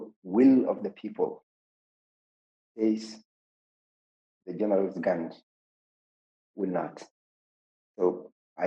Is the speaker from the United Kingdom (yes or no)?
no; Zalingei, Central Darfur, Sudan; my hometown, Zalingi